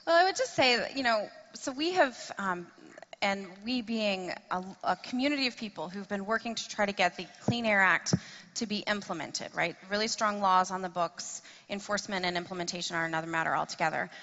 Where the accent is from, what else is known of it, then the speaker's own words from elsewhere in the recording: Tennessee, United States; I am from uh, Tennessee, that's my home state